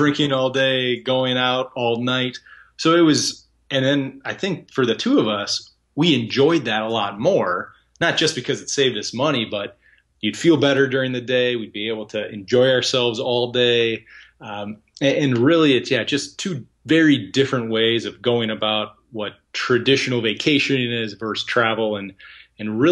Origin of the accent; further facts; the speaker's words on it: United States; as an American